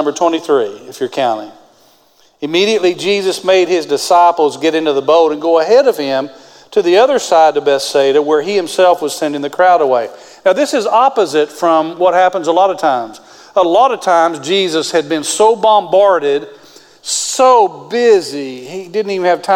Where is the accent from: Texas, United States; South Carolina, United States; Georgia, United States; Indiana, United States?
Texas, United States; West; I grew up in West Texas.